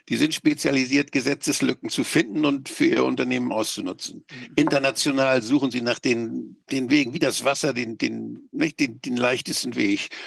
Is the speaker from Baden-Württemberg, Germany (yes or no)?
no; Schleswig-Holstein, Germany; Ich bin als stolzer Schleswig-Holsteiner, sage ich mal so, wir in Schleswig-Holstein machen diesen Scheiß nicht mehr